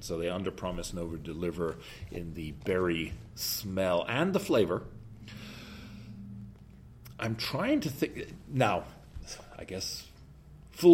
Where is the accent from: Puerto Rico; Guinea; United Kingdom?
United Kingdom; being British, I like rhubarb